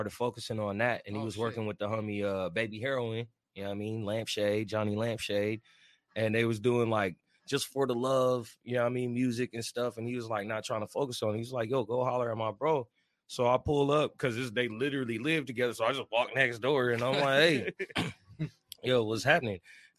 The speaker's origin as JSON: {"language": "English", "region": "Missouri", "country": "United States", "lives_now": "San Diego, United States", "said": "I ain't originally from here. I'm originally from Missouri. I moved around a lot. I touched down in Esco, been out in San Diego County."}